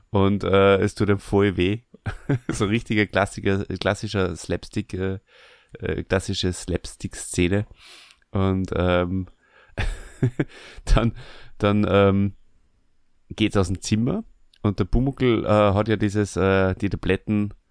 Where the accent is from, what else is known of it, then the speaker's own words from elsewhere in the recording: Burgenland, Austria; Bei uns im Burgenland heißt es gsporsig, wenn jemand äh, ein bisschen ein merkwürdiges Verhalten an den Tag legt